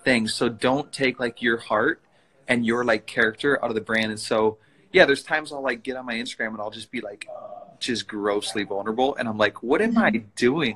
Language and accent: English; Princeton, Minnesota, United States; now in Minneapolis, United States; I grew up in Princeton, Minnesota, which is like about an hour north of Minneapolis, where, where I live now